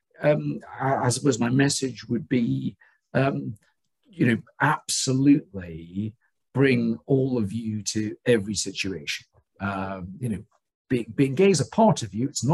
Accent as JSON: {"language": "English", "region": "Scotland", "country": "United Kingdom", "tie": "born or raised there", "said": "I was born in Scotland"}